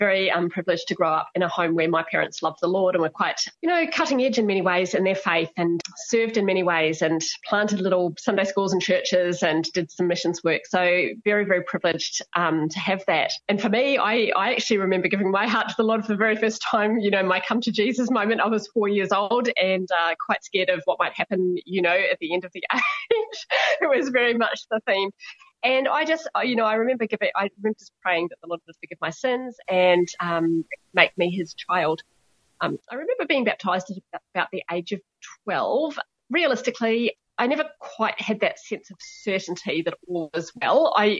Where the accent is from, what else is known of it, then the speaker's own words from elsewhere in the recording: New Zealand; born there; So I was born in New Zealand, but nobody else in the family was.